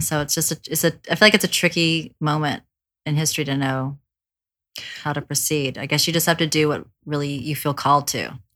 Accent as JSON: {"language": "English", "region": "the South", "country": "United States", "tie": "born or raised there", "said": "I grew up in the South"}